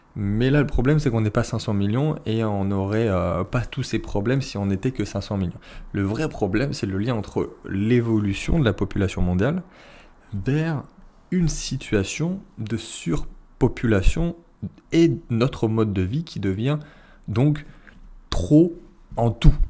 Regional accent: France; nous on est français, on est européen

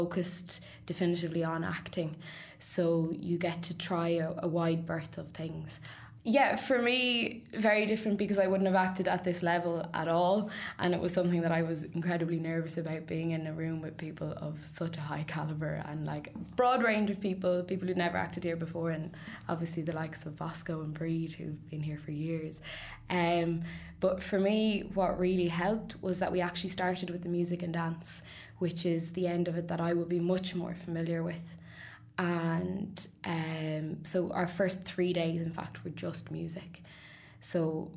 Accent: Sligo, Connacht, Ireland; now in Dublin, Ireland; I'm from Sligo originally, but I've lived in Dublin for some time now

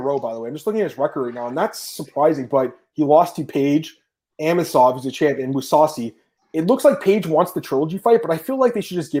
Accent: Canada; I'm a Canadian fan.

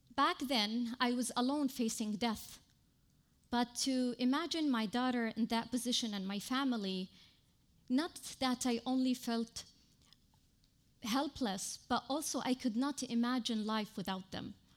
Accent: Yemen; now in Lebanon; from Yemen

